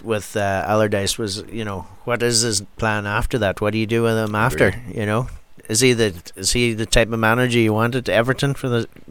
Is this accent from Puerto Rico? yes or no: no; County Donegal, Ireland; Well, yeah, he's from Donegal, where I'm from